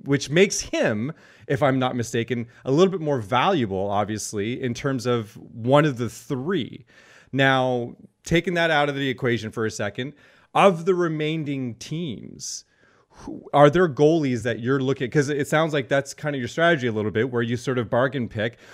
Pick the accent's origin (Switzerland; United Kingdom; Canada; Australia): Canada; Cornwall, Ontario; I'm from Cornwall